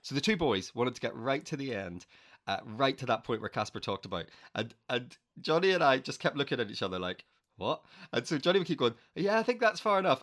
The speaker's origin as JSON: {"language": "English", "region": "Northern Ireland", "country": "United Kingdom", "tie": "born or raised there", "moved": "as an adult", "said": "I grew up in Northern Ireland"}